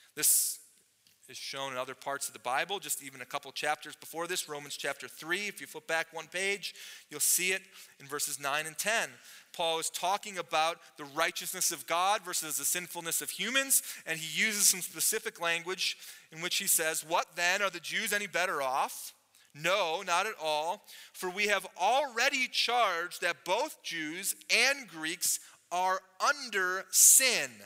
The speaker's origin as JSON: {"language": "English", "country": "United States", "tie": "born or raised there", "said": "I grew up in America"}